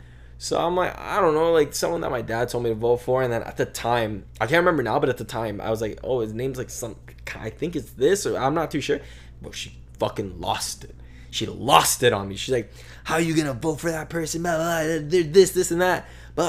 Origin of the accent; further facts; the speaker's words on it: Vancouver, British Columbia, Canada; No, bro, I was born here. I was born in Vancouver.